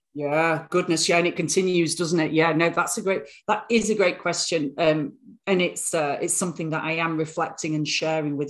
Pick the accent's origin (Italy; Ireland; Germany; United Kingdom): United Kingdom; Bradford, Yorkshire and the Humber; moved away; born in born in the northern town of Bradford, gritty northern town